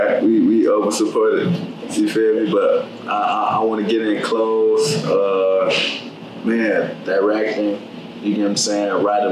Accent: Chicago, Illinois, United States; I'm from Chicago, West Side

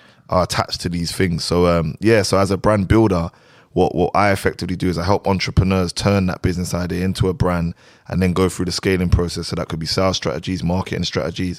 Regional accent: London, United Kingdom; moved away as an adult; now in Dubai, United Arab Emirates; I technically just came from Dubai, but obviously we're originally from London

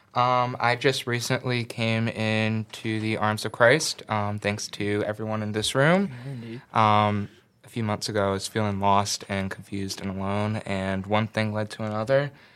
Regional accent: Southern Maryland, United States; moved away; I'm originally from Southern Maryland

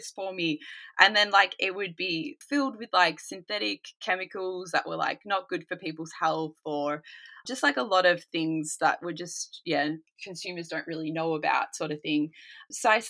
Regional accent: Australia; moved away as an adult; now in Sweden; I'm from Australia originally

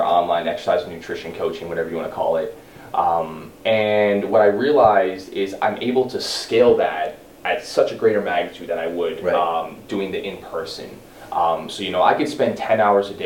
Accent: West Orange, New Jersey, United States; That's where I'm from West Orange. Grew up. Been in Jersey for the last 20 years of my life

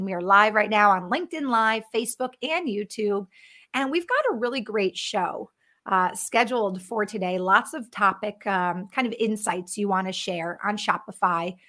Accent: Connecticut, United States; now in Minneapolis, United States; I grew up in Connecticut, now living in Minneapolis, Minnesota

